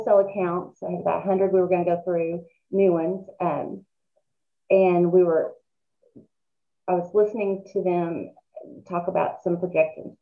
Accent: Muskogee, Oklahoma, United States; moved away as an adult; also born or lived in Atlanta; We moved back from Atlanta and to Muskogee

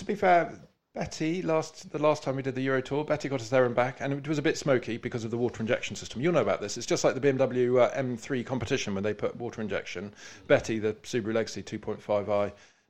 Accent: United Kingdom; we're British.

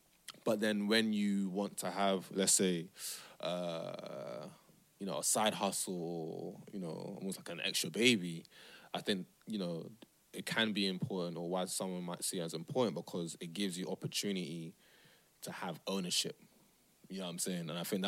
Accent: Nigeria; also born or lived in Amsterdam; now in London, United Kingdom; Amsterdam plays into that. Living in London plays into that. You know, being a Muslim plays into that. Being Nigerian plays into that.

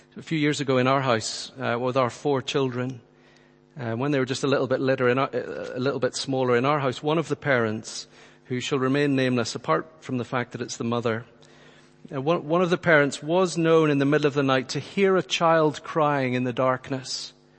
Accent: Northern Ireland, United Kingdom; friends who I grew up with in Northern Ireland

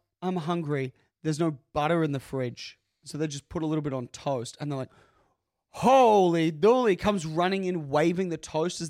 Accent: Australia; And we are Australian.

